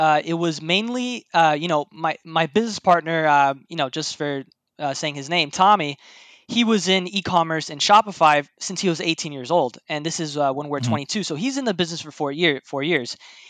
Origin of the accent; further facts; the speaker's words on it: Miami, Florida, United States; Yes, I was raised in Miami, Florida.